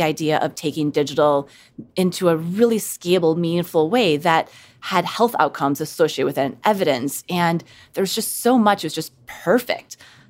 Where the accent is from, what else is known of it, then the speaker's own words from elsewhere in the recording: Midwest, United States; In the Midwest.